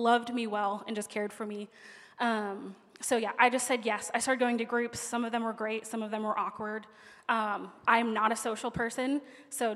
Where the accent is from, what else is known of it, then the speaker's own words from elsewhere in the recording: Pennsylvania, United States; now in Orlando, United States; I'm from Pennsylvania.